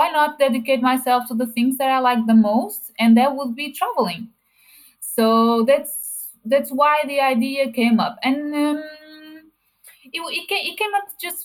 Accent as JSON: {"language": "English", "country": "Portugal", "said": "I am from Portugal and I'm 31 years old"}